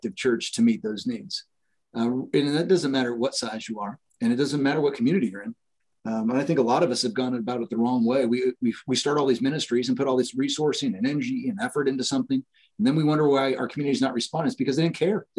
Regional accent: Fullerton, California, United States; now in Washington, Indiana, United States; I grew up in Fullerton, California

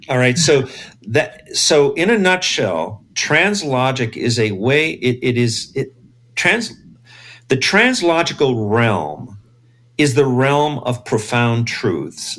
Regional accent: Los Angeles, California, United States; I grew up in East LA. I was born in East

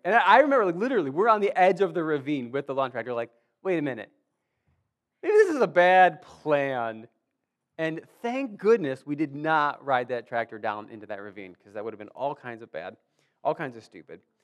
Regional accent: Warsaw, United States; I grew up here in Warsaw

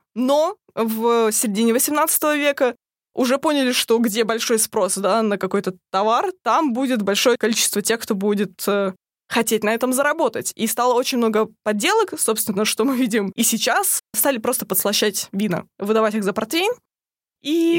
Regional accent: Russia; я еще затесалась из России

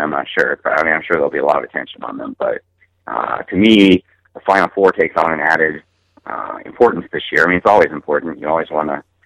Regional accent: Cincinnati, Ohio, United States; I'm from Cincinnati

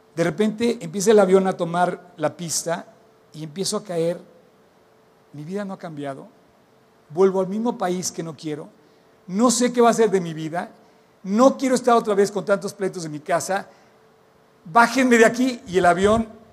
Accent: Mexico; por qué nací en México

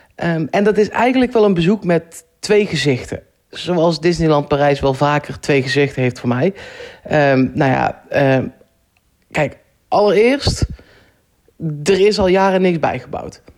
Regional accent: Netherlands; ik kan daar als Nederlander

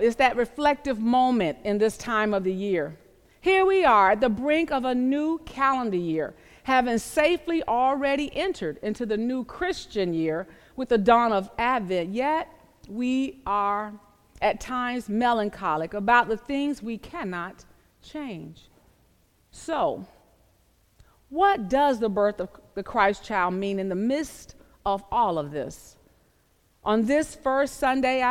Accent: the South, Southern United States, United States; I grew up in the South

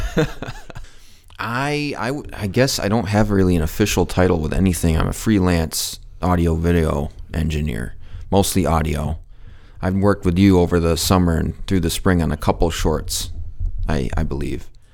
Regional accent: Muskegon, Michigan, United States; I was born and raised in Muskegon, Michigan

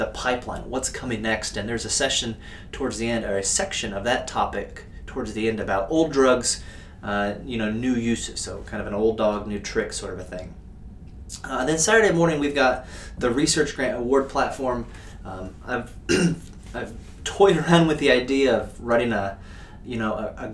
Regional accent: Indiana, United States; moved away; going to work in my home state of Indiana

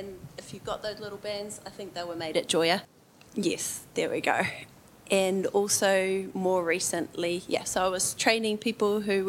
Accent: Huntly, Waikato, New Zealand; born or raised there; moved away as an adult; also born or lived in Kolkata, India / Bangladesh

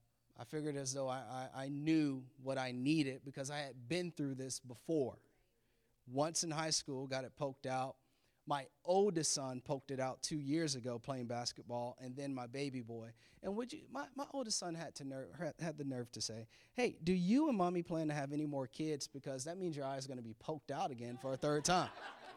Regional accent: Florida, United States; now in Maryland, United States; And if you know me, that's where I'm from Florida. So maybe we should be back there, but we're here in Maryland.

